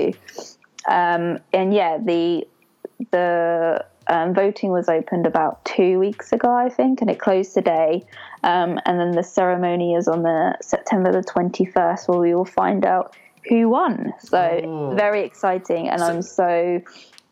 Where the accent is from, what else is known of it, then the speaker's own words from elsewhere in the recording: Portsmouth, South East England, United Kingdom; I am from Portsmouth, but I also live just outside of Portsmouth